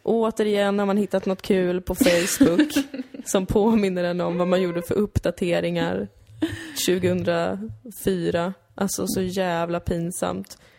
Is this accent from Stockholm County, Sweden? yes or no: yes; Täby, Stockholm County, Sweden; moved away as an adult; now in Malmö, Sweden; det var ju inte då, dåligt att växa upp där